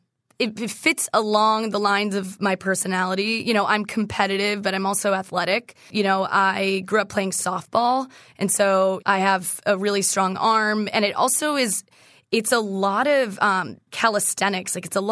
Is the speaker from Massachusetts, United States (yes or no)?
yes; Massachusetts, United States; So we didn't play dodgeball in school. I'm from Massachusetts.